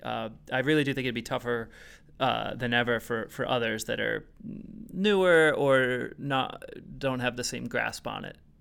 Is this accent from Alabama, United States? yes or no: no; Rhode Island, United States; I'm from Rhode Island.